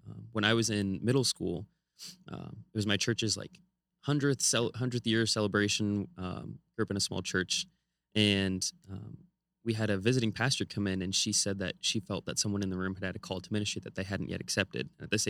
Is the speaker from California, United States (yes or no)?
yes; California, United States; So I grew up in California right next to Hollywood.